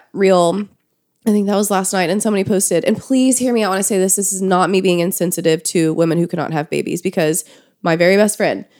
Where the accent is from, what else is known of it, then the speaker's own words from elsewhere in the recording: the South, United States; I grew up in the South.